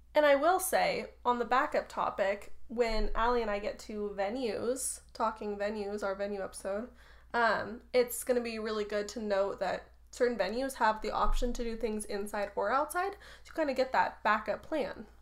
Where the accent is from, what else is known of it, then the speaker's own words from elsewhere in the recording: Truckee, California, United States; I grew up in Truckee